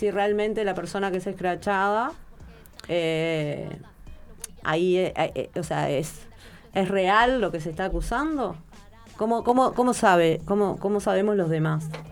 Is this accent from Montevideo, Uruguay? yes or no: yes; Montevideo, Uruguay; no soy del de interior, soy de Montevideo